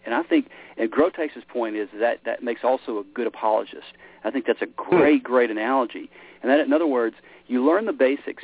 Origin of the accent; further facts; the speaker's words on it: Memphis, Tennessee, United States; I grew up in Memphis, Tennessee. It's kind of where, uh, you know, I, kind of my roots